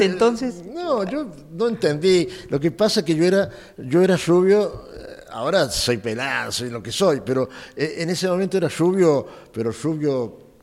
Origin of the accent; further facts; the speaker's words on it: San Luis, Argentina; moved away as an adult; also born or lived in Buenos Aires; los sanluiseños, el grupo de sanluiseños bailaba muy bien, bien bailábamos